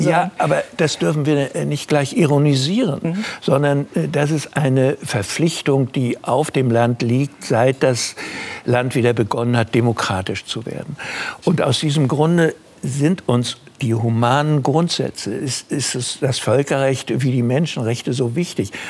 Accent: Germany; ich bin im Krieg geboren und gehöre zu den Deutschen

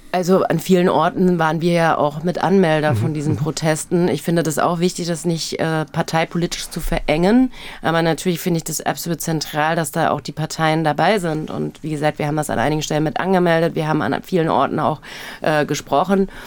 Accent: Hesse, Germany; accent: Hessian; Ich bin in Hessen aufgewachsen

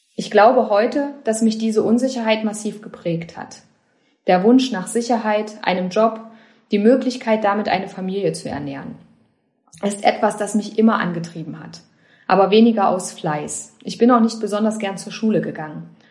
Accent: Jena, Thuringia, Germany; Ich bin in Jena geboren und aufgewachsen, habe dort Soziologie studiert.

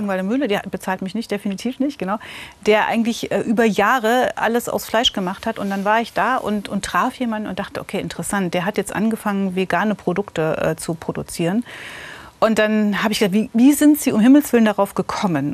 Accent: Gotha, Thuringia, Germany; also born or lived in Friedrichroda; ich bin in Gotha aufgewachsen.

